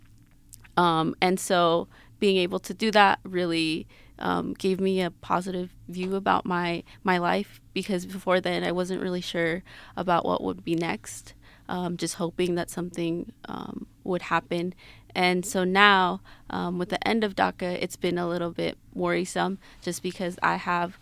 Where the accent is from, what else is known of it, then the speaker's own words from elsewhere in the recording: Salt Lake City, Utah, United States; also born or lived in Cuernavaca, Morelos, Mexico; I was born in Cuernavaca, Morelos, Mexico. I immigrated with my family when I was 5 years old. That was back in 2001, and I've grown up here in Salt Lake City, Utah, ever since.